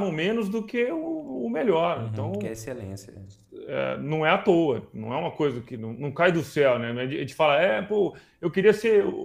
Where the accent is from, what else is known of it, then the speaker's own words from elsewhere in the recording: São Paulo, Brazil; Eu conheço mais Buenos Aires do que São Paulo, que é a minha cidade natal, por exemplo.